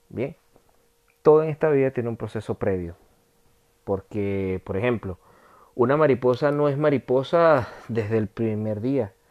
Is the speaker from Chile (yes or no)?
no; Venezuela; accent: Venezuelan; now in France; siempre voy a tener mi acento latino o venezolano, pero lo domino bastante bien en comparación a cuando yo llegué acá a Francia hace tres años y medio